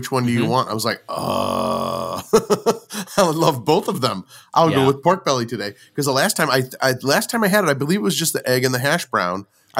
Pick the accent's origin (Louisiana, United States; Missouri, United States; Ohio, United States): Missouri, United States; St. Louis; St. Louis is my hometown, but I also consider all those other places very close to my upbringing and very informative of my upbringing.